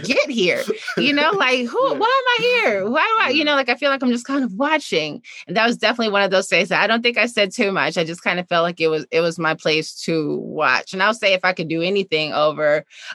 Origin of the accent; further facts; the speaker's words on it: Chicago, Illinois, United States; I grew up on 51st in Greenwood